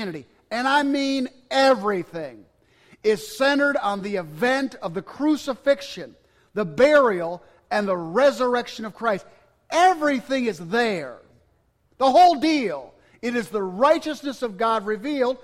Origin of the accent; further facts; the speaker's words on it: Cobleskill, New York, United States; moved away; I was at a Baptist church in upstate New York in my hometown